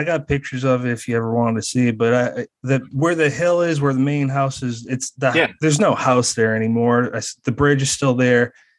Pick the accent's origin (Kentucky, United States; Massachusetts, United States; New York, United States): Massachusetts, United States; I was telling one of my best friends in Massachusetts, my home state.